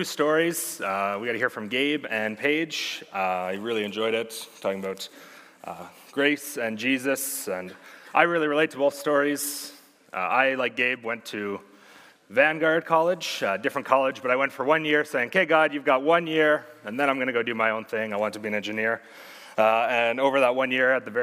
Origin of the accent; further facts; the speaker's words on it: Sherwood Park, Alberta, Canada; also born or lived in Red Deer, Alberta; Born in Red Deer, but raised in Sherwood Park for the past 19 years